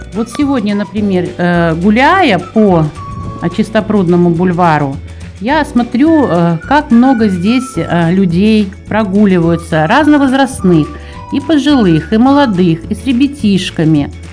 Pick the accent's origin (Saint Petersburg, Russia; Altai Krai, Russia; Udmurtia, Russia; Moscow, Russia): Moscow, Russia